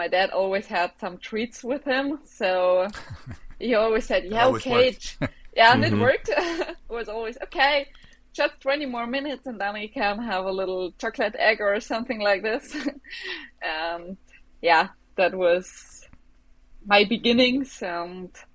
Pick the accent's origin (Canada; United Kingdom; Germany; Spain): Germany; Bavaria; English is a second language; I grew up in Bavaria in a small village, surrounded by mountains and a little lake